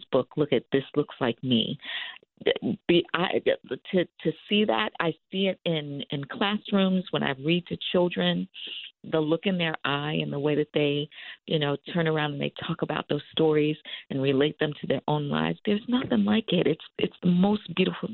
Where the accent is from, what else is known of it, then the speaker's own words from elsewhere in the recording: Long Island, New York, United States; as a little Black girl growing up in Long Island